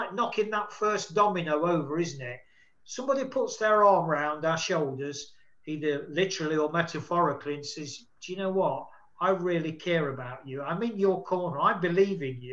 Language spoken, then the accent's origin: English; United Kingdom; now in Spain; I'm in Spain as a Brit